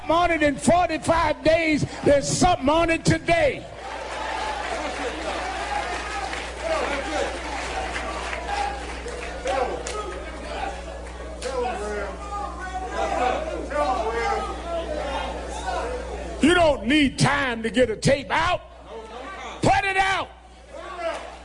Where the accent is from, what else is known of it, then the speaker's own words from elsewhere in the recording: New York, United States; I come from New York